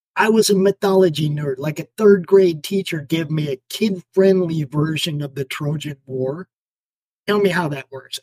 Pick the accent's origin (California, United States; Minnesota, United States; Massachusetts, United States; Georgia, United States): Minnesota, United States; Minneapolis; I was born in Minnesota